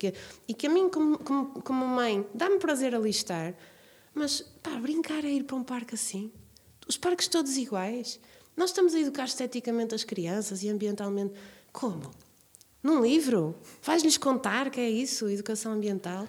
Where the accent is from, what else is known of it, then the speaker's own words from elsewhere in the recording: Braga, North, Portugal; quando eu era pequena, vivia aqui em Braga